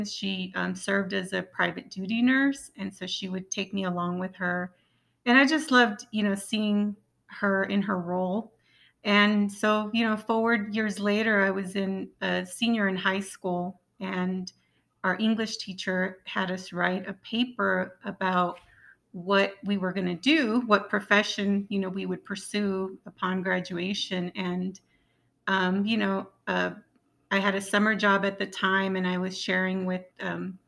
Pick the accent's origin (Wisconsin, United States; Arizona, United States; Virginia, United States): Arizona, United States; Yuma; I'm from, you know, where Cesar Chavez was from